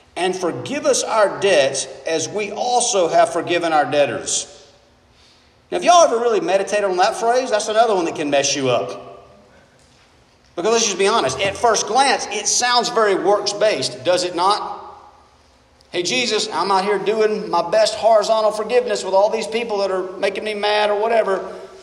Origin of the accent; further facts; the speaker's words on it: United States; being an American.